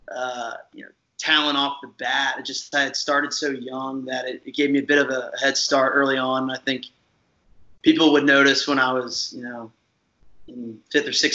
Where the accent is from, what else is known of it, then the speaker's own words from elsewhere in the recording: Oaks, Pennsylvania, United States; kind of grew up in the same area, Pennsylvania. I'm actually from Oaks, which is, you know, basically like Collegeville, that area